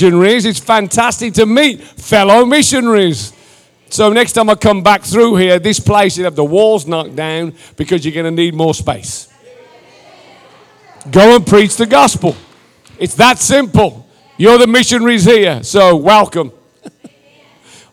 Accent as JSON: {"language": "English", "region": "England", "country": "United Kingdom"}